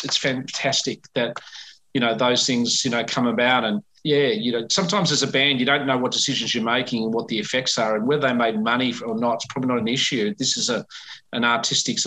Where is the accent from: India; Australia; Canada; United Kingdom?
Australia; Melbourne, Victoria; it's my hometown